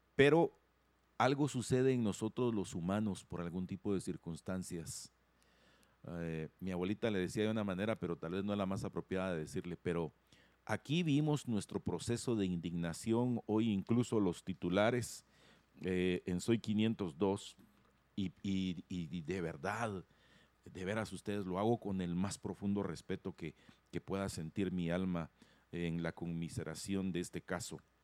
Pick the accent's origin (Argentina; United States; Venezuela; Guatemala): Guatemala; eso somos nosotros los guatemaltecos